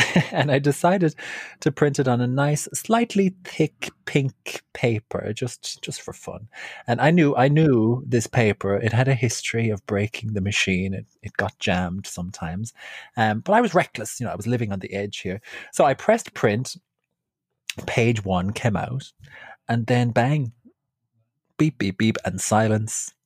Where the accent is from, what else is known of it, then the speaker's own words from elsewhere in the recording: Ireland; now in London, United Kingdom; I'm um, from Ireland.